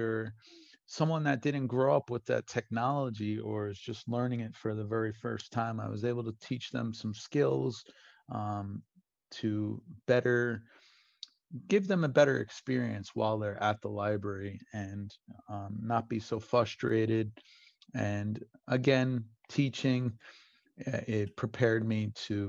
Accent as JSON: {"language": "English", "town": "Brentwood", "region": "New York", "country": "United States", "tie": "born or raised there", "said": "I grew up in Brentwood"}